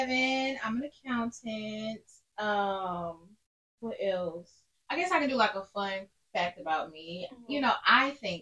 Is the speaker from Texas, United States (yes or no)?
yes; Houston, Texas, United States; I'm from Houston. Didn't. Southside, South Park, baby.